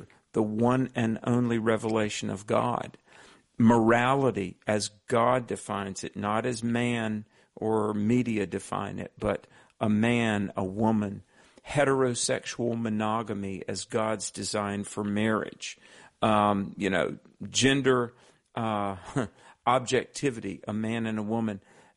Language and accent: English; the Bible Belt of the South, United States; I grew up in the Bible Belt of the South